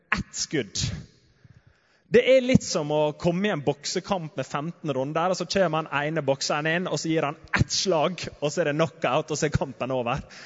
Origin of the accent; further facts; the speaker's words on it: Sunnmøre, Møre og Romsdal, Norway; hjemme på Sunnmøre